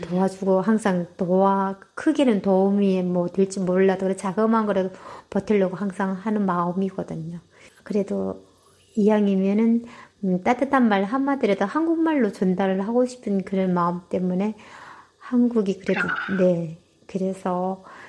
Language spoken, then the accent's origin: Korean; North Korea; moved away as an adult; also born or lived in South Korea; now in San Jose, United States; 제가 북한 사람이라 하니까